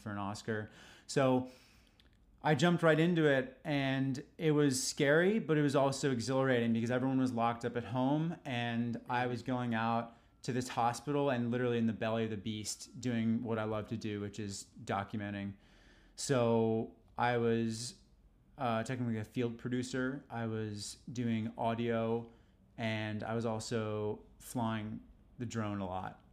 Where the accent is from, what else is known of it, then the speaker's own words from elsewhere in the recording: New York City, New York, United States; growing up in New York was the best, was the best experience ever